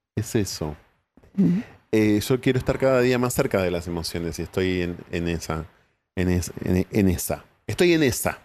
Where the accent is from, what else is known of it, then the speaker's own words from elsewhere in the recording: Ensenada, Buenos Aires Province, Argentina; yo nací en Ensenada